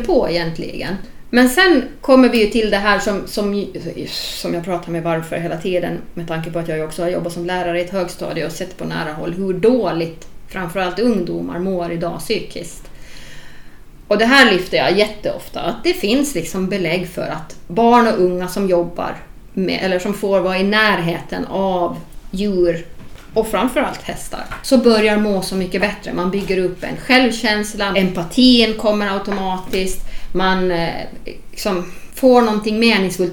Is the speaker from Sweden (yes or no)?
no; Åland Islands; som ålänning